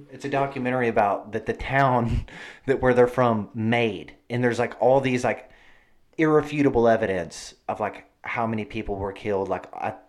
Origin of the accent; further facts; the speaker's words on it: Arkansas, United States; I'm just from Arkansas, and I just love Arkansas